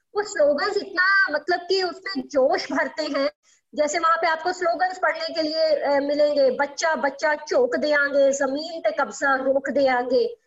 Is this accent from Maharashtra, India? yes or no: no; Punjab, India; मैं वैसे खुद भी पंजाब की रहने वाली हूँ